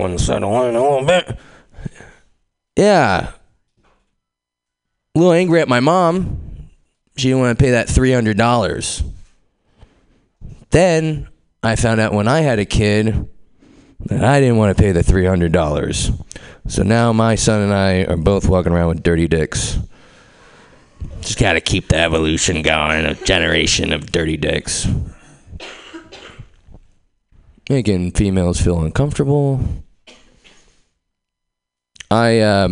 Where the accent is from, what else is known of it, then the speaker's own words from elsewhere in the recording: Pleasanton, California, United States; I'm from Pleasanton